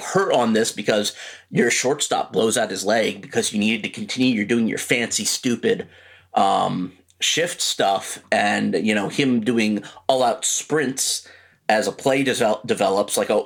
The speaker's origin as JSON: {"language": "English", "town": "Baltimore", "region": "Maryland", "country": "United States", "said": "I'm from Baltimore"}